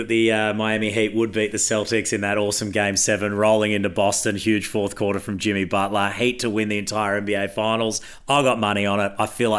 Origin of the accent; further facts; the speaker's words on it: Queensland, Australia; as a Queenslander.